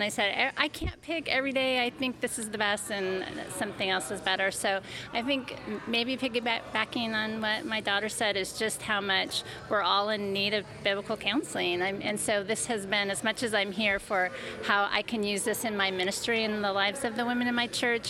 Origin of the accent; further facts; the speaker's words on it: Seattle, Washington, United States; Seattle, Washington.